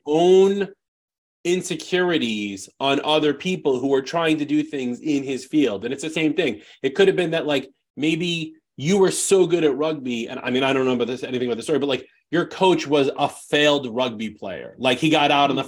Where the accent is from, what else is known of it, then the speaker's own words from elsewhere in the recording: New York, United States; I'm just I'm just from New York.